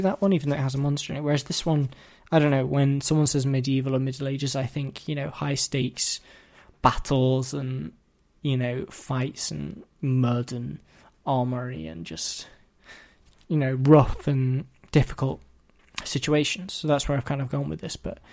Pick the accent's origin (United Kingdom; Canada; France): United Kingdom; England; I'm from England